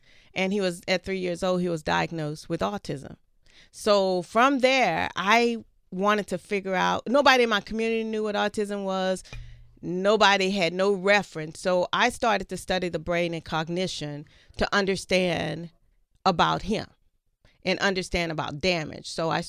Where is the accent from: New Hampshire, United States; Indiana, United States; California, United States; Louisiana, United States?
Louisiana, United States; I'm from Louisiana.